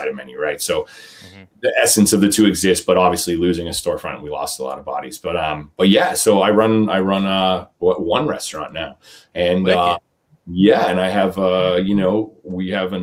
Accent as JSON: {"language": "English", "region": "New England", "country": "United States", "tie": "born or raised there", "also_born_or_lived": "Massachusetts / Maine / Oregon", "lives_now": "New Hampshire, United States", "said": "New England born and bred. I was born in Massachusetts and I lived in Maine for a while. Went to high school in Maine, went to college in New Hampshire"}